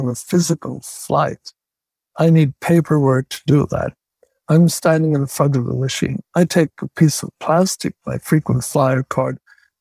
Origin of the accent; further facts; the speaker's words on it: Northern Ireland, United Kingdom; I'm from Northern Ireland